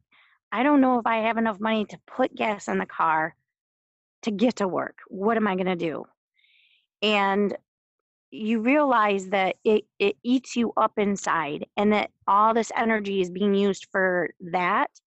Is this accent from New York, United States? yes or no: no; Midland, Michigan, United States; we grew up both in Midland